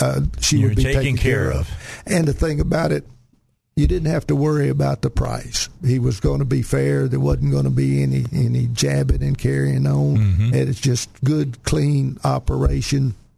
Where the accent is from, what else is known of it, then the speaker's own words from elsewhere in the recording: Chicot County, Arkansas, United States; also born or lived in Germany; I was born and raised in Arkansas, down in Chico County. I went to school up at Arkansas Tech. When I graduated from Tech, the day I graduated, I went into the regular Army.